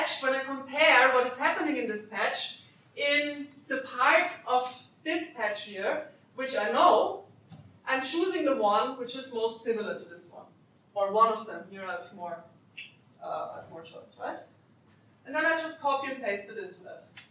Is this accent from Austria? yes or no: yes; Austria; English is a second language; moved away; I'm originally from Austria